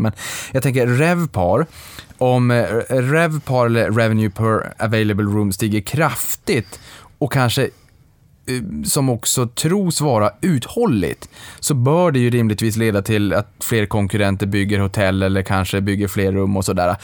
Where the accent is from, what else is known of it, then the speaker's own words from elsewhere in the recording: Boden, Norrbotten County, Sweden; moved away; jag är från Boden